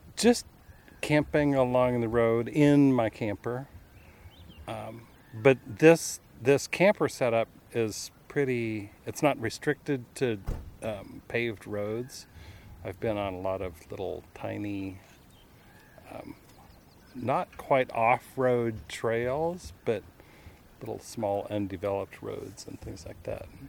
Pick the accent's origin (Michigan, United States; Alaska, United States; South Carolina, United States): Alaska, United States; also born or lived in Colorado; I was born in Colorado. We, my family moved here when I was about 12. So I've lived in Alaska almost my whole life